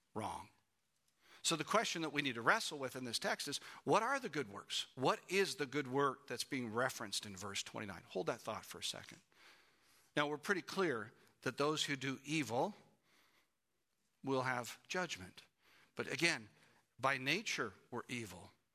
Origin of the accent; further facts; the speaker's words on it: Canada; moved away as an adult; we're from Canada